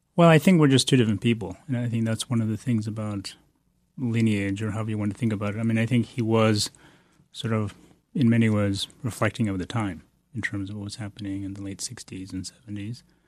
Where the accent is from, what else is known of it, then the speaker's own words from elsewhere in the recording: Bodh Gaya, Bihar, India; moved away; I was born in India, in Bodhgaya, which is, uh, the place of the Buddha's enlightenment